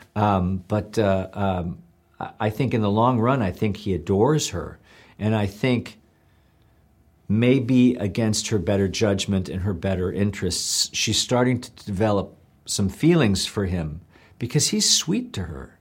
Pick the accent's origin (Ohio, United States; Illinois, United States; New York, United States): Ohio, United States; Parma; I'm working class from Parma, Ohio